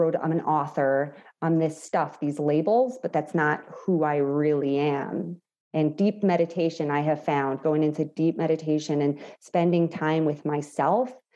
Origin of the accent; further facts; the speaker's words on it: New York, United States; I'm also Italian from New York